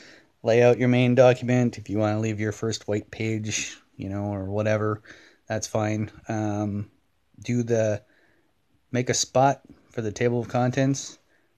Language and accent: English; Scotland, United Kingdom; I'm kind of a once a year scotch drinker, even though I'm Scottish and I know there's lots of Scots that might be yelling blasphemous things at me.